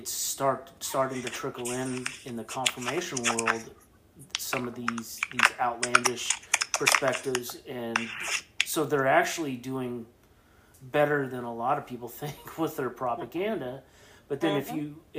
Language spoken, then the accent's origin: English; Midwest, United States; now in Oregon, United States; I'm a Midwest transplant as well.